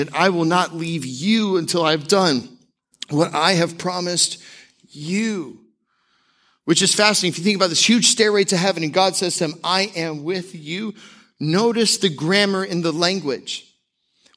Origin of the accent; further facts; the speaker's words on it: Tampa, Florida, United States; when I was growing up in the Tampa area, we went to Albertson's